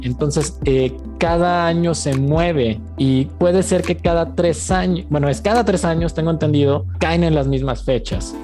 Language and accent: Spanish; Mexico; also born or lived in Germany